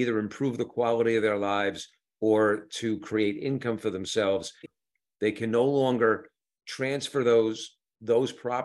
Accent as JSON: {"language": "English", "town": "New York City", "region": "New York", "country": "United States", "tie": "born or raised there", "moved": "yes", "said": "I grew up in New York. I grew up in New York City"}